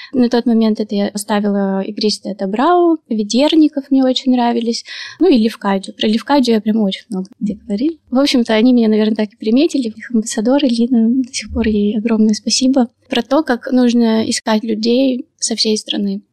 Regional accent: Perm, Perm Krai, Russia; moved away as an adult; now in Gelendzhik, Russia; я из Перми

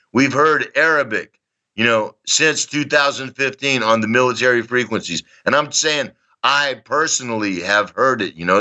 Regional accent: Texas, United States; accent: Texan; moved away as an adult; also born or lived in Dallas; now in Donetsk, Ukraine; I was I was born in Texas in 1960. Um, I grew up during the time of the Civil Rights Movement, the Vietnam War. I lived in Dallas when JFK was murdered.

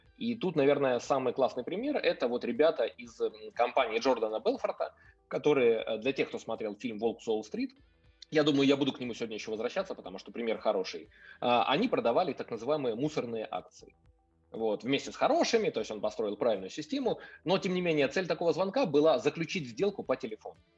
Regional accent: Kyiv, Ukraine; я сам э, потомственный киевлянин, то есть я родился и вырос в Киеве.

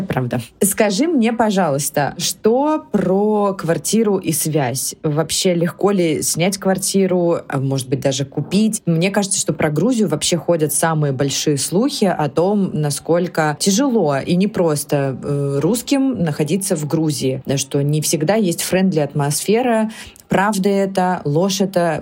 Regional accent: Russia; Мы в России привыкли к хорошему покрытию и действительно классному быстрому интернету

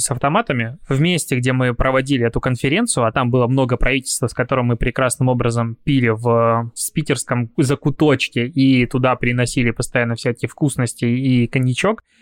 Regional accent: Belarus; потому что я привыкший из Беларуси приехал мальчик с карточкой без наличных денег и думал, что везде смогу что-то оплатить

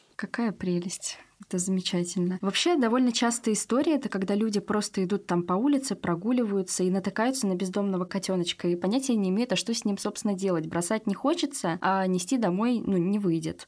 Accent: Saint Petersburg, Russia; все мы петербуржцы

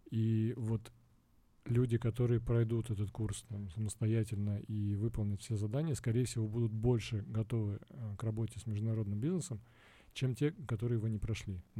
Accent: Russia; moved away; я бывший россиянин, я приехал из России, и э, приехав сюда, я понял, что ну, специалисты есть

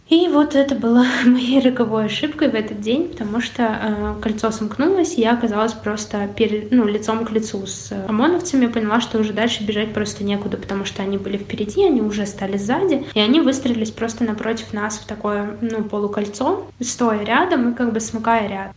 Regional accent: Pushkin, Saint Petersburg, Russia; Приехали мы в итоге в мой родной город, где я родилась. Я родилась в Пушкине

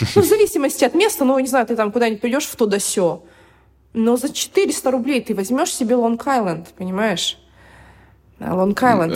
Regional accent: Irkutsk, Irkutsk Oblast, Russia; moved away as an adult; also born or lived in Moscow, Russia; now in Dubai, United Arab Emirates; я приехала из Иркутска, кстати, да, я забыла сказать, я родилась в Иркутске, в Сибири

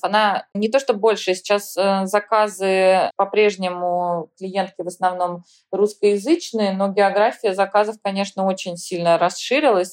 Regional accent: Tomsk, Tomsk Oblast, Russia; moved away as an adult; now in New York, United States; Я и сама из Томска, из сибирского студенческого города

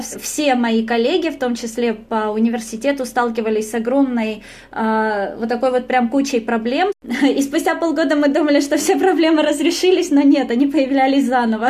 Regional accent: Russia; moved away as an adult; also born or lived in Rome, Italy; now in Stuttgart, Germany; я из России

